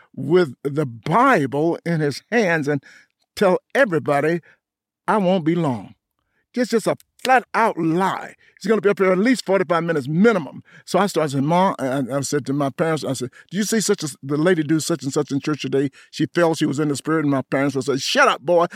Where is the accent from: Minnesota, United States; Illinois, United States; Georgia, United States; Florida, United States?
Georgia, United States; Atlanta; moved away; also born or lived in New York; I grew up in Atlanta, and being a Southern k-, kid